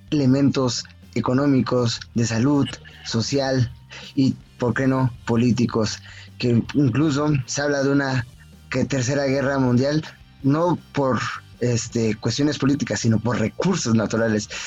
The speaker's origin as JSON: {"language": "Spanish", "country": "Mexico", "said": "nosotros como mexicanos"}